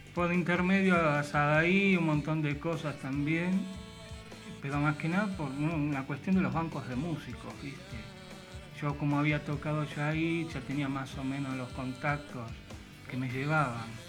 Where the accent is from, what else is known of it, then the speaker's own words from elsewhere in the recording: Temperley, Buenos Aires Province, Argentina; Yo soy de acá del Temperley.